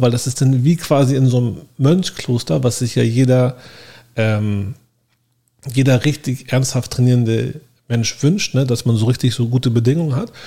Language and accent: German; Hamburg, Germany; moved away as an adult; now in Miami, United States; Ich komme auch aus Hamburg, genau wie Uwe